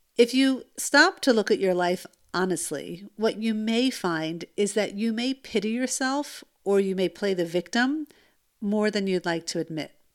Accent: United States; now in Israel; I'm American

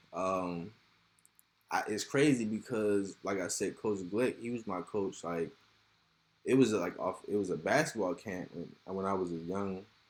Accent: Severn, Maryland, United States; I grew up in Seven Oaks

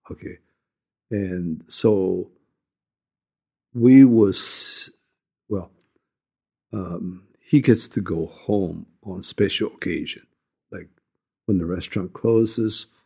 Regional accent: China; born there; I was born in China

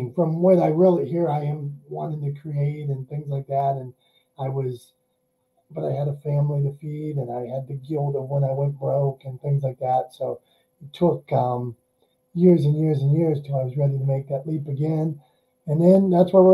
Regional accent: Pittsburgh, Pennsylvania, United States; I'm from Pittsburgh, Pennsylvania

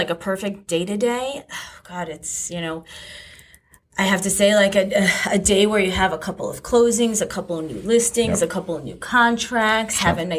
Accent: East Haven, Connecticut, United States; I grew up in East Haven. I'm a Staven girl.

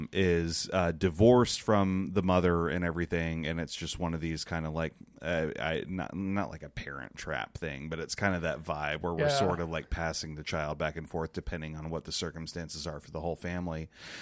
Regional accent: Midway, North Carolina, United States; I grew up in Midway, North Carolina.

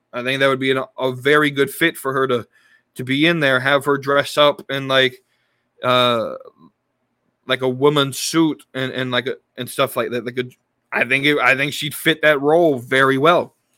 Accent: Charlotte, North Carolina, United States; my hometown of Charlotte

